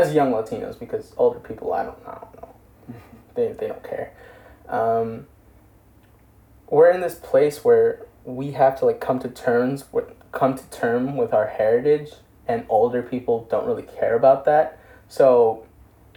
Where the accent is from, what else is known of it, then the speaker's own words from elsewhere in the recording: Elizabeth, New Jersey, United States; we're from Elizabeth, if you don't know. Elizabeth, New Jersey